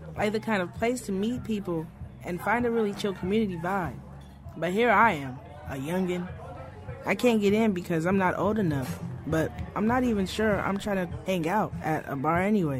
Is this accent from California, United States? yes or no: yes; Bay Area, California, United States; As a young queer, growing up in the Bay Area of California